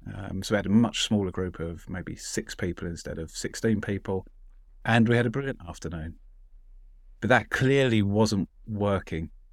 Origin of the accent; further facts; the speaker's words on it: London, United Kingdom; I'm a Londoner